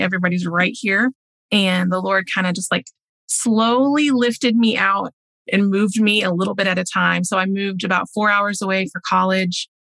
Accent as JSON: {"language": "English", "region": "Oklahoma", "country": "United States", "moved": "as an adult", "lives_now": "Denmark", "said": "I grew up in the church. I'm from Oklahoma, so kind of the center of the US"}